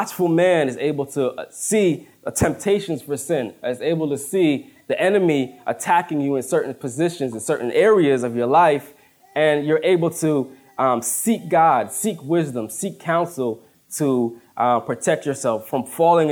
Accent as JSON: {"language": "English", "town": "Woodbridge", "country": "United States", "tie": "born or raised there", "moved": "as an adult", "lives_now": "Plainfield, United States", "said": "I grew up in Woodbridge. And in Woodbridge, we're surrounded by four or five highways, so we never see deer"}